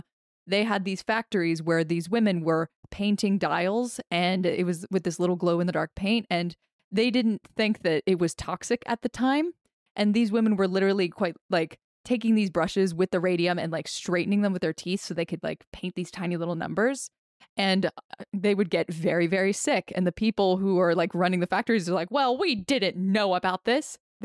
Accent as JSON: {"language": "English", "region": "New Jersey", "country": "United States", "said": "I'm from South Jersey."}